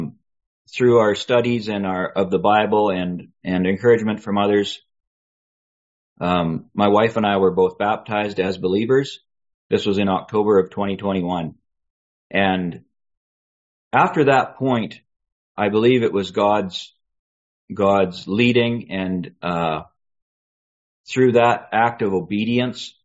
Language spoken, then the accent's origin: English; British Columbia, Canada; also born or lived in Boston; now in Calgary, Canada; I was raised in Dansk in British Columbia, very remote place in British Columbia